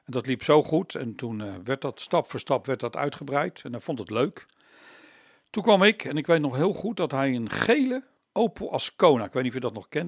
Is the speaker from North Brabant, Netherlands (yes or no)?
no; The Hague, South Holland, Netherlands; En ben heel snel verhuisd naar Loosduinen. Dus ik zeg altijd, ik ben een peenbuiker